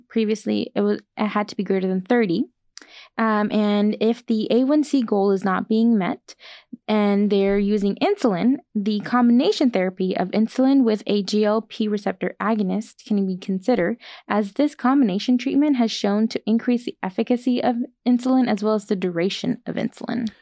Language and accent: English; Bakersfield, California, United States; I'm from actually locally from Bakersfield, California, and my family's here